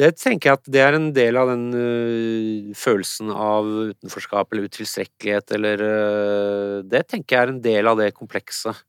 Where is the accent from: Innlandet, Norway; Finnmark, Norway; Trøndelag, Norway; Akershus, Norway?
Akershus, Norway; Nesodden; Når jeg vokste opp um, på Nesodden